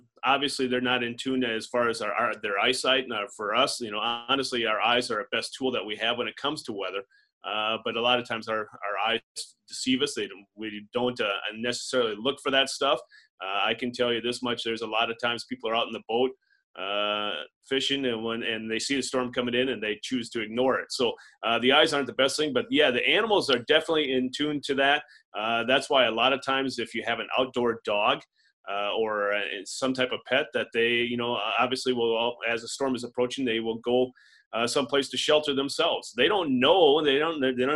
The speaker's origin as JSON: {"language": "English", "town": "Adrian", "region": "Minnesota", "country": "United States", "tie": "born or raised there", "also_born_or_lived": "Wisconsin", "moved": "yes", "lives_now": "Sioux Falls, United States", "said": "I'm a native of Southwest Minnesota. I grew up in Adrian, which is in Southwest Minnesota"}